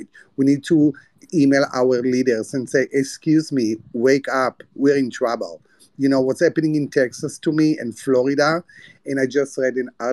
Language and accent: English; Palestine; moved away; also born or lived in United States; I'm a poor Palestinian man.